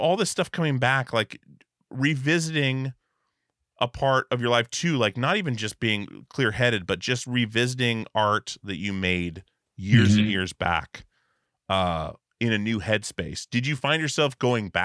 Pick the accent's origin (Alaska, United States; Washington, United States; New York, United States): Alaska, United States; we grew up in Alaska